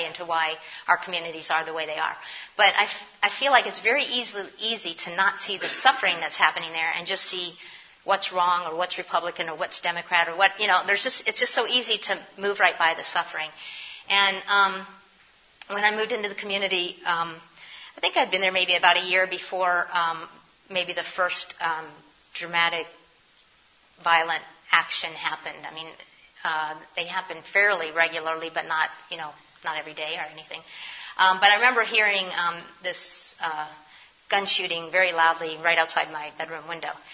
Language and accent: English; New York City, New York, United States; moved away as an adult; now in Philadelphia, United States; I'm a New Yorker. I came to Philly from New York.